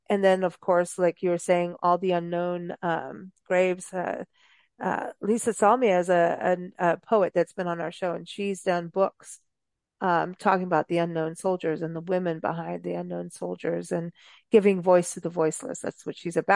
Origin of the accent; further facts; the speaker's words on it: South Africa; now in United States; growing up in South Africa as a teenager, you knew about there was the Civil War and Gettysburg happened.